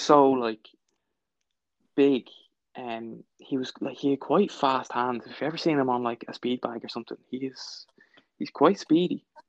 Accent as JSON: {"language": "English", "country": "Ireland", "said": "as an Irish person"}